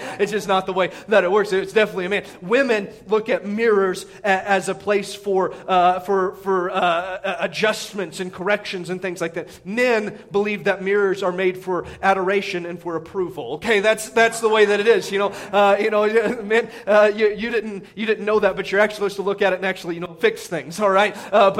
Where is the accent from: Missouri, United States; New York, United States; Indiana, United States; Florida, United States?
Indiana, United States; growing up in Indiana playing basketball was you see this all the time.